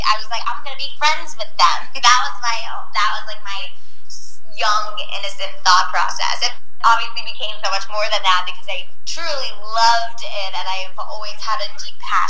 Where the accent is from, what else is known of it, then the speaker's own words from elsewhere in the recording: New Jersey, United States; moved away as an adult; also born or lived in Washington, D.C.; now in New York City, United States; I'm from New Jersey originally, went to school down in D.C., and then moved to New York City right after